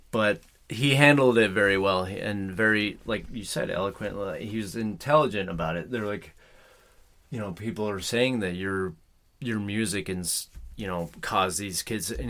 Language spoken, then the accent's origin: English; Bakersfield, California, United States; I'm from Bakersfield.